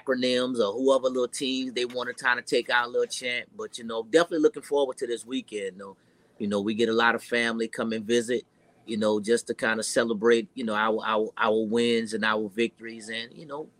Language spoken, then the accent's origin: English; New Orleans, Louisiana, United States; now in Georgia, United States; born and raised in New Orleans, Louisiana